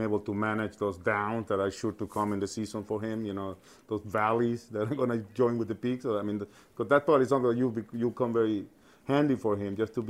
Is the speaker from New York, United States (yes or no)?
yes; New York, United States; also born or lived in El Salvador / Miami; I was born in El Salvador, grew up in New York. By way of Miami, came to Cleveland.